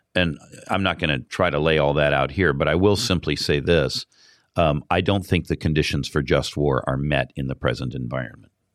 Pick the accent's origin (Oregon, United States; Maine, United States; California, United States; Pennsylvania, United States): California, United States; I come from California